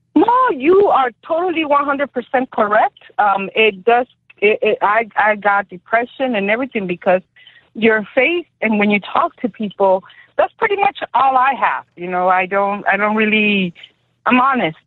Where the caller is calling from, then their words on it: Decatur, Georgia, United States; I am calling you from Decatur, Georgia